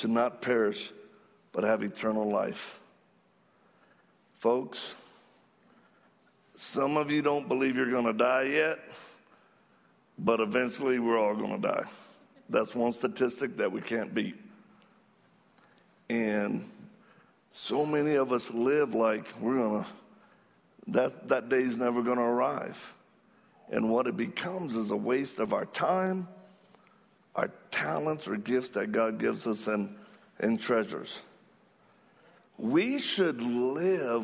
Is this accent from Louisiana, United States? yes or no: yes; Cajun, Louisiana, United States; I'm Cajun.